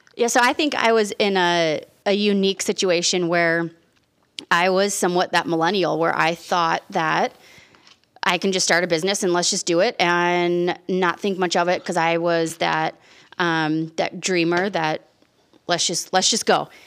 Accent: Chicago, Illinois, United States; we're from Chicago, and when we get heated and we have conversations, we talk loud

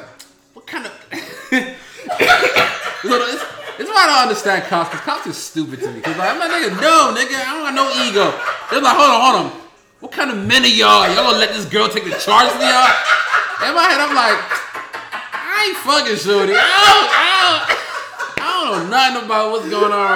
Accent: Baltimore County, Maryland, United States; I'm not from here. I am from Baltimore County, not the city.

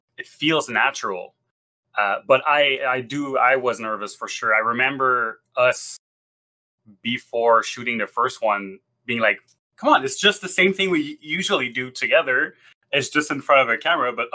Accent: Quebec, Canada; first language French; English is a second language; I'm from Quebec. I'm Francophone.

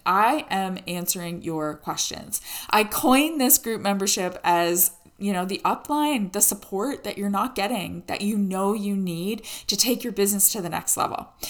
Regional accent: Canada

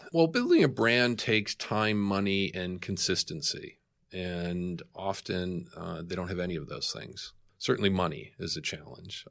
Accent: Boston, Massachusetts, United States; now in New York, United States; I am from Boston

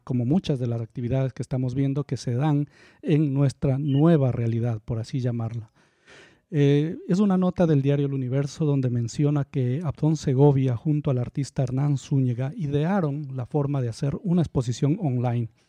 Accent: Ambato, Tungurahua, Ecuador; now in Guayaquil, Ecuador; yo nací aquí en Guayaquil. Pero me ah, crié, tuve un par de años, bueno, Escuela y colegio le dicen en la ciudad de Ambato

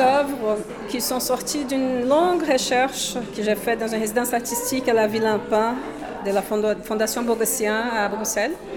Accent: Brazil; French is a second language; moved away as an adult; now in Brussels, Belgium; je suis brésilienne. Pardon déjà pour euh, l'accent

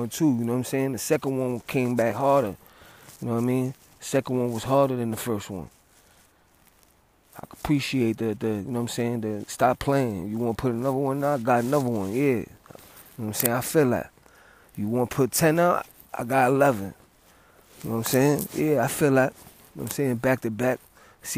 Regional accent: New York City, New York, United States; I'm from the Bronx

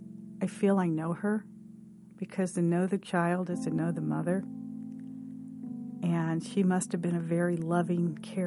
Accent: St. Louis, Missouri, United States; I am from St. Louis.

